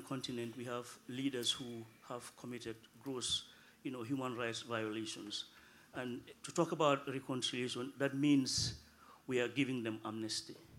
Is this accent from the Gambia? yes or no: yes; Gambia; now in Norway; I'm originally from the Gambia, and I work as a policy advisor at the Norwegian Directorate of Integration and Diversity